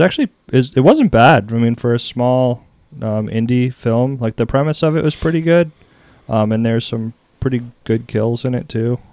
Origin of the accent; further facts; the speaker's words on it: New Hampshire, United States; also born or lived in Texas; I was from New Hampshire